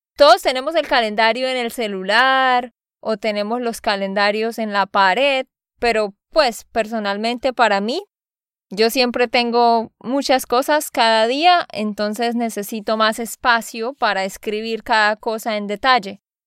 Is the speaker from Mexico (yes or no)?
no; Santander, Colombia; de Santander, Colombia